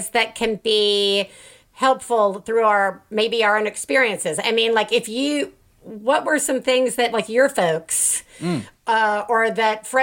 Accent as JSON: {"language": "English", "region": "Alabama", "country": "United States", "tie": "born or raised there", "said": "I'm from Alabama."}